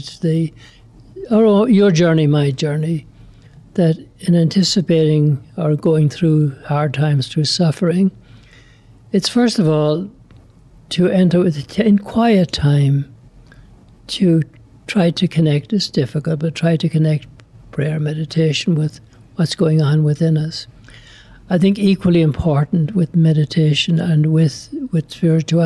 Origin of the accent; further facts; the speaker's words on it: Ireland; moved away as an adult; now in Lubbock, United States; I'm from Ireland. I like to describe myself as FBI, foreign-born Irish